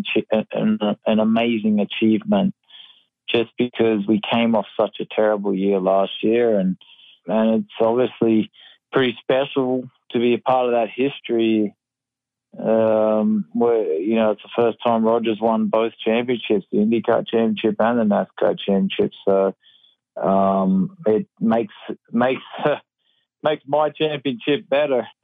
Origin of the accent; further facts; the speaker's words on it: Australia; now in United States; I'm actually an American now and, I'm still Australian